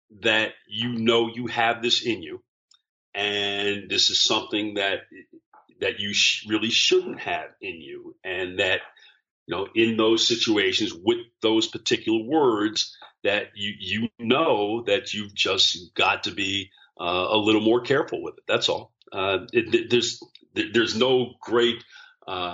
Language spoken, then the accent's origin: English; Long Island, New York, United States; moved away as an adult; also born or lived in Philadelphia / Cherry Hill, New Jersey; now in Dallas, United States; grew up in New York, but I'd already moved away for college